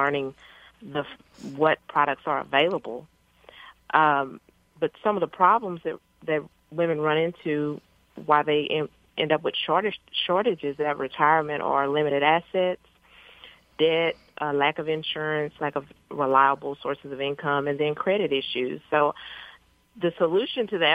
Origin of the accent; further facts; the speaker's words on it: Paris, Texas, United States; I grew up in Paris, Texas, which is a little small town in northeast Texas